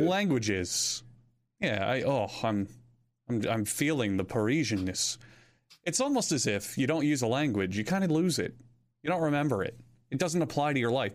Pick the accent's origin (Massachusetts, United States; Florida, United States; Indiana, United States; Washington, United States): Florida, United States; I know a good amount of Spanish from high school, as well as growing up in Florida